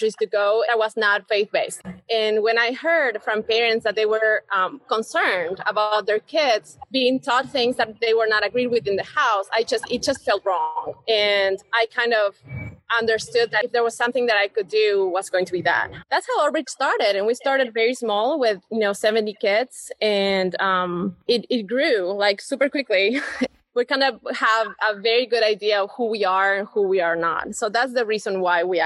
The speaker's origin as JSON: {"language": "English", "region": "Buenos Aires", "country": "Argentina", "tie": "born or raised there", "also_born_or_lived": "Mooresville, North Carolina / Atlanta", "second_language": "English", "moved": "as an adult", "lives_now": "Charlotte, United States", "said": "I come from Buenos Aires in a very, very urban area"}